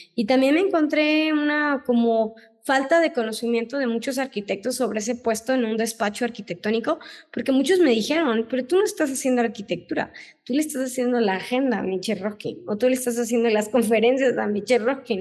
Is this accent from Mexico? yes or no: yes; Tuxpan, Veracruz, Mexico; moved away as an adult; also born or lived in Mexico City / Switzerland; yo vengo de Tuxpan, Veracruz, ¿no? No soy de aquí, de la ciudad